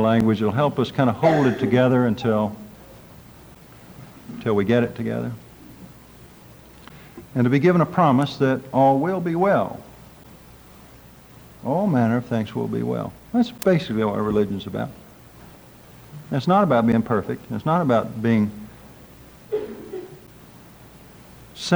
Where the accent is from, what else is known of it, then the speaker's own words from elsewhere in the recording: Drumright, Oklahoma, United States; from Drumrite, Oklahoma, and I'm a doctor of divinity.